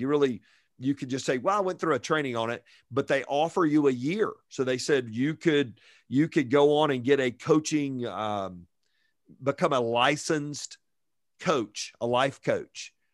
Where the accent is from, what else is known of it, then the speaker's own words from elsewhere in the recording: Fayetteville, Georgia, United States; moved away as an adult; also born or lived in Virginia; growing up in Fayetteville, Georgia, just south of Atlanta.